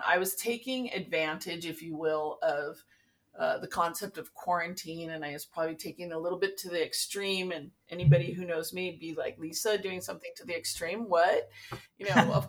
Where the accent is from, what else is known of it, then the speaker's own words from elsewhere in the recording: Santa Barbara, California, United States; also born or lived in Los Angeles; I grew up in the Santa Barbara area